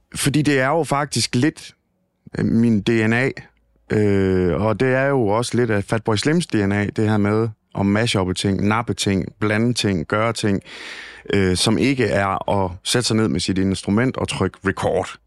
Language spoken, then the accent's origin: Danish; Thisted, North Denmark Region, Denmark; den gode gamle Radio Ty i Tisted, hvor jeg kommer fra